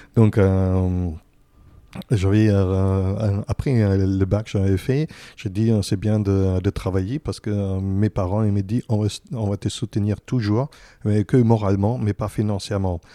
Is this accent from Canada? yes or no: no; Berlin, Germany; French is a second language; moved away as an adult; now in Paris, France; je, viens de, Berlin, mais euh, j'habitais aussi encore dans des autres endroits. Et maintenant, j'habite plus ici à Paris que dans mon propre, propre pays